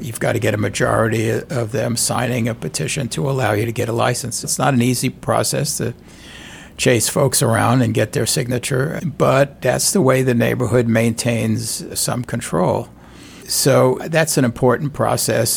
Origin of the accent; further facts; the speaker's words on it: New York City, New York, United States; moved away as an adult; now in St. Louis, United States; I'm from New York City originally